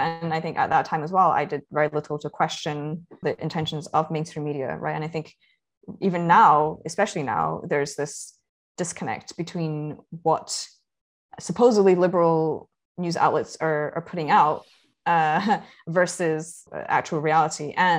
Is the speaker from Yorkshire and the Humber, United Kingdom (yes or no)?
no; Scotland, United Kingdom; I grew up in Scotland